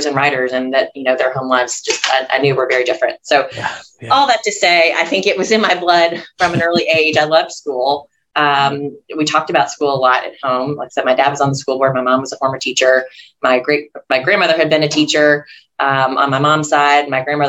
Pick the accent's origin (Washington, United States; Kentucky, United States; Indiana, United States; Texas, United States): Kentucky, United States; Louisville; moved away as an adult; now in Tennessee, United States; I didn't grow up in Tennessee. This is an adopted home state for me. I grew up in Kentucky, a neighboring state in Louisville.